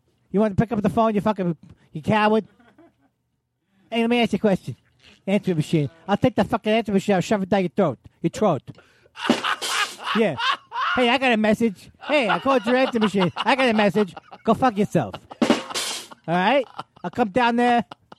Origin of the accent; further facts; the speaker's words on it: Queens, New York, United States; I'm from Queens.